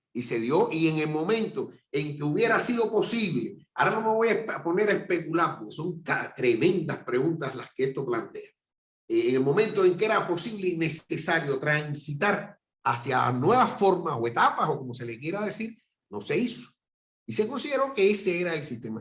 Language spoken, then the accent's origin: Spanish; Cuba